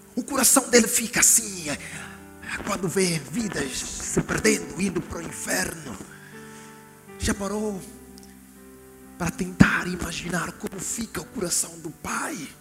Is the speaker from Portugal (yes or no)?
no; Angola; eu sou da Angola